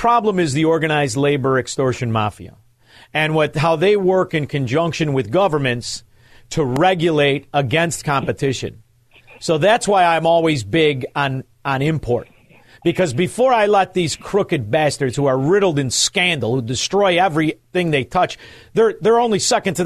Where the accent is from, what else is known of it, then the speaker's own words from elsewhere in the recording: Chicago, Illinois, United States; I'm from Chicago